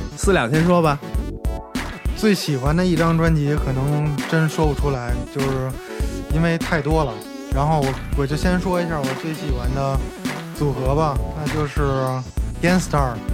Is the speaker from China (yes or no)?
yes; Beijing, China; moved away as an adult; 我说来自北京